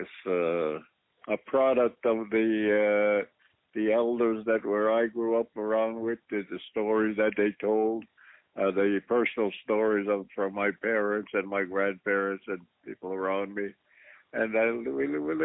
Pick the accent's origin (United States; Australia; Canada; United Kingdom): Canada; Kahnawake, Quebec; I grew up in that environment. I grew up along the shores of the St. Lawrence River